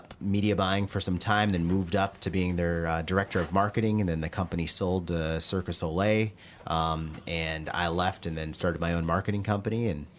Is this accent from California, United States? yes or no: no; Longmeadow, Massachusetts, United States; moved away as an adult; A little town called Longmeadow, Massachusetts.